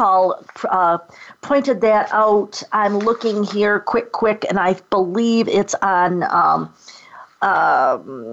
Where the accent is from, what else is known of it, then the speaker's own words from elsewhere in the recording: Rochester, New York, United States; I grew up outside of Rochester, New York.